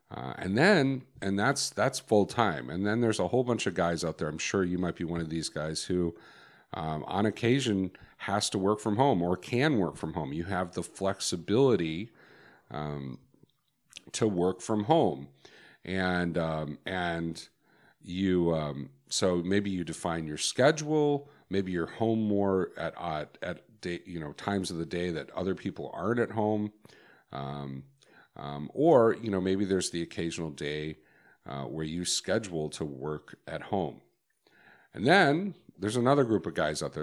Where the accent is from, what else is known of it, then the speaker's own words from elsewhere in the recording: Chicago, Illinois, United States; I grew up in Chicago